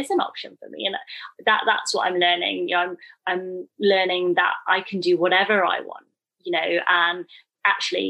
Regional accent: United Kingdom; I'm called British

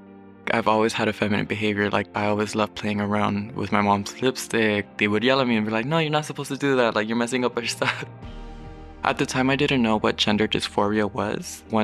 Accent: Los Angeles, California, United States; also born or lived in Long Beach / Tijuana; now in Pomona, United States; I was born in Long Beach, California. 2 weeks after I was born, I ended up moving to Tijuana. I lived there for a good 3-4 years. Then I would move to LA, shifting from city to city. And now I reside in Pomona.

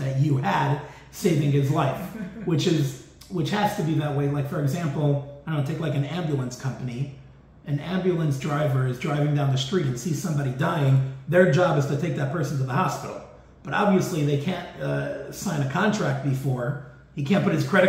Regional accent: New York City, New York, United States; I'm from New York

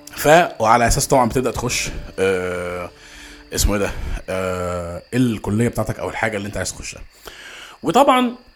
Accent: Egypt

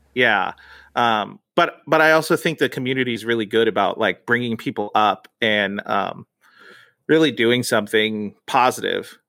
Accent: United States; So I grew up this Mexican culture, but I grew up in America.

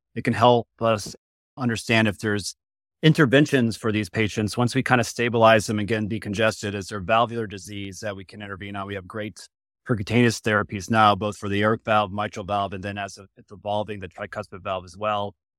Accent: Connecticut, United States; moved away as an adult; also born or lived in Boston / Duke (North Carolina); now in Cincinnati, United States; I'm actually from Connecticut originally

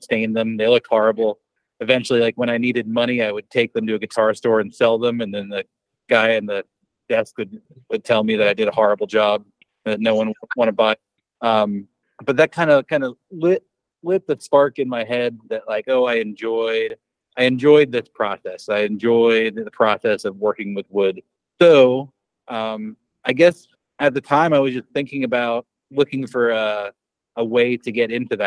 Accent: Lehigh Valley, Pennsylvania, United States; my hometown in the Lehigh Valley, Pennsylvania, like Allentown, Bethlehem

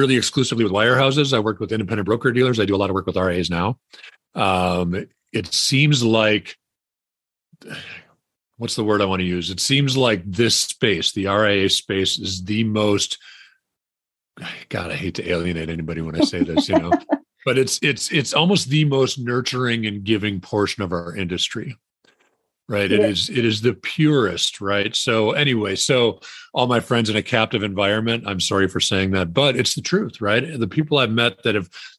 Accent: Wisconsin, United States; I grew up in Wisconsin

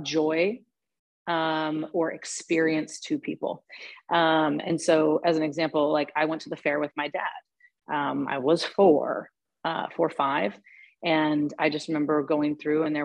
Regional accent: Portland, Oregon, United States; moved away as an adult; also born or lived in New York City; I just born and raised in Portland

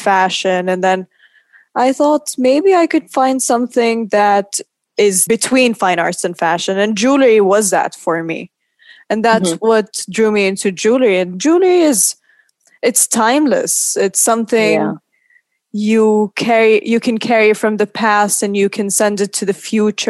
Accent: Oman; moved away as an adult; also born or lived in New York; now in London, United Kingdom; I'm from Oman, and I've been living in London for the past 6 years

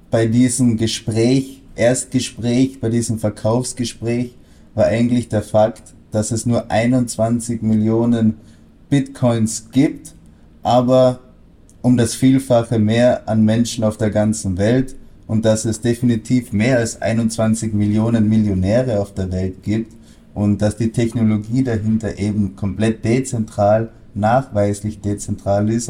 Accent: Austria; Mein Hochdeutsch ist nicht das Beste, weil ich bin in Österreich aufgewachsen, bin natürlich auch halb Deutscher, aber ursprünglich, wie ihr an meinen Namen schon erkennen könnt, bin ich Franzose

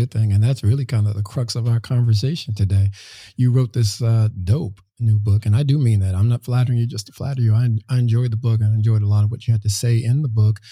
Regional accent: Los Angeles, California, United States; moved away; my hometown? How's LA treating you

